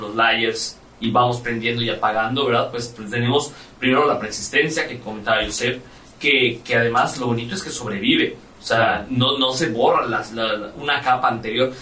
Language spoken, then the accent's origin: Spanish; Mérida, Yucatán, Mexico